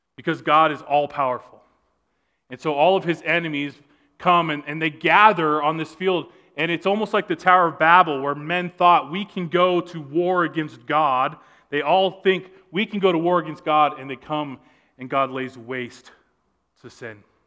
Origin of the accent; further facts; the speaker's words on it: Southern California, United States; I grew up in Southern California